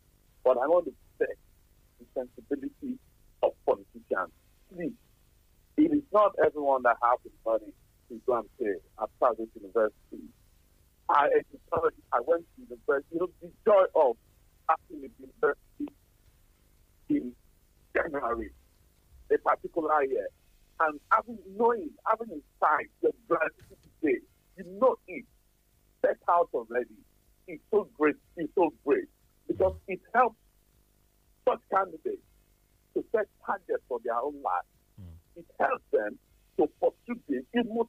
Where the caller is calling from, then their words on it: Tottenham, London, United Kingdom; I'm calling from Tottenham.